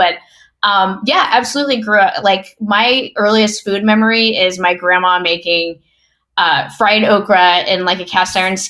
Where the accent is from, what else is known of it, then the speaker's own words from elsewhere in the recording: the South, United States; I always talk about being a Southerner and growing up in the South as really being culminative in just like my love for food.